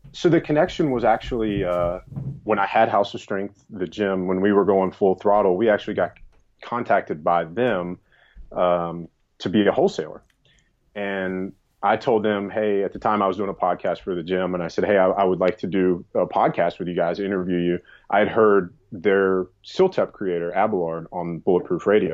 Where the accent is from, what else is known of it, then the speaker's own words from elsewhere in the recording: the South, United States; moved away; also born or lived in New York; I grew up in the South